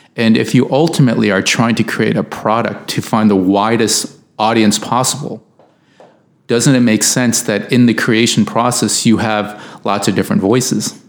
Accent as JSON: {"language": "English", "country": "United States", "said": "I, am an American"}